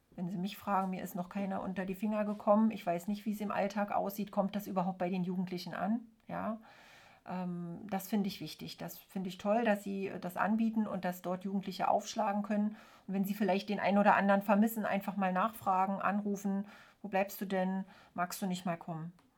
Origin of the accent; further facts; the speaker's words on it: East Germany, Germany; ich bin ja in der DDR aufgewachsen